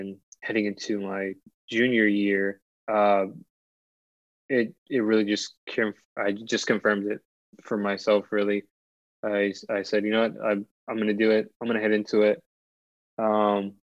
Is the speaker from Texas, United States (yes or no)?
no; Ohio, United States; also born or lived in Washington, D.C.; I moved out to Ohio for, you know, my most of my childhood years